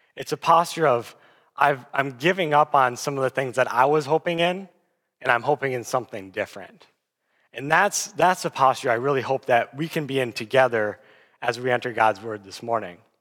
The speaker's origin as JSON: {"language": "English", "town": "Aberdeen", "region": "South Dakota", "country": "United States", "moved": "as an adult", "lives_now": "Sioux Falls, United States", "said": "I'm originally from Aberdeen, South Dakota, and I came down to Sioux Falls for college"}